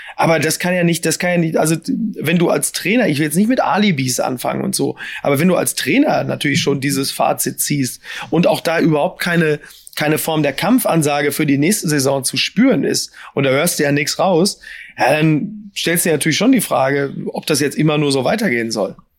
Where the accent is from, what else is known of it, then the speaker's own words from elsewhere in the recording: Ruhr area, North Rhine-Westphalia, Germany; ich komme ja auch nur aus dem Ruhrgebiet